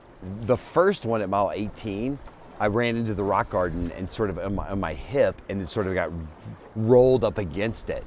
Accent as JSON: {"language": "English", "town": "New Orleans", "region": "Louisiana", "country": "United States", "tie": "born or raised there", "also_born_or_lived": "Telluride, Colorado", "moved": "as an adult", "lives_now": "Boulder, United States", "said": "I grew up in Louisiana, which is from New Orleans, and that's kind of my soul"}